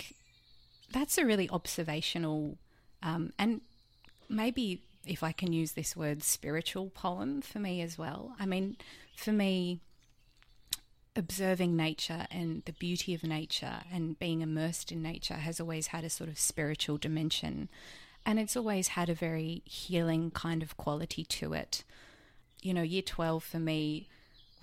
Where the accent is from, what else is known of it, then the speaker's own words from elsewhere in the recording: Blacktown, New South Wales, Australia; my parents' garden where I grew up in Blacktown